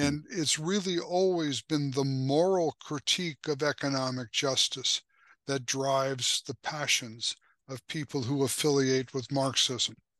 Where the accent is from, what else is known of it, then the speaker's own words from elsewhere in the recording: United States; also born or lived in Slovakia; being an American and an English speaker and also having a Slovak heritage